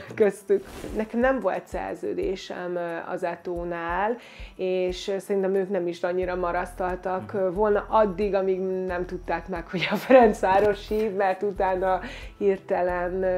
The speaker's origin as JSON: {"language": "Hungarian", "town": "Győr", "region": "Győr-Moson-Sopron", "country": "Hungary", "tie": "born or raised there", "moved": "as an adult", "said": "én Győrben nevelkedtem"}